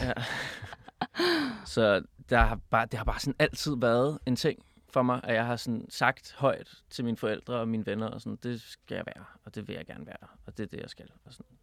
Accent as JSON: {"language": "Danish", "town": "Copenhagen", "region": "Capital Region of Denmark", "country": "Denmark", "tie": "born or raised there", "also_born_or_lived": "Berlin, Germany", "said": "jeg er født på Nørrebro, og så min far har været lærer på Bernadotteskolen, så jeg har gået"}